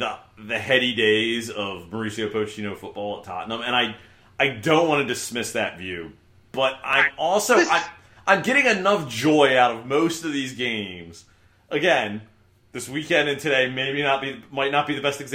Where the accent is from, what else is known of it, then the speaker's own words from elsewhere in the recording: United States; I'm speaking as an American